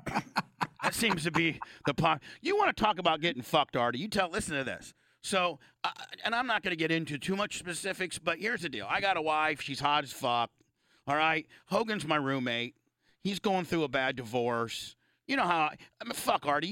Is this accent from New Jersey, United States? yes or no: no; Indiana, United States; I'm a Hoosier. I'm a fucking Hoosier.